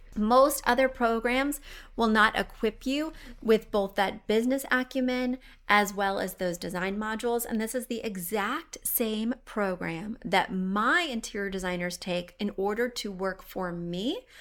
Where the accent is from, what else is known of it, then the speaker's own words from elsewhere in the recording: Missouri, United States; I am from Missouri